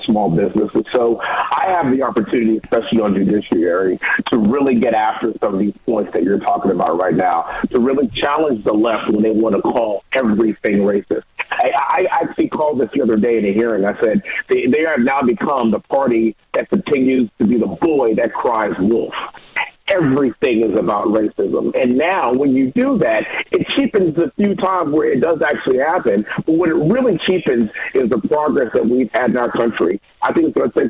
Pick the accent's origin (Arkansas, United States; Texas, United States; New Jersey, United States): Texas, United States; Houston; the greater Houston area where I was born and raised here in Congressional District 38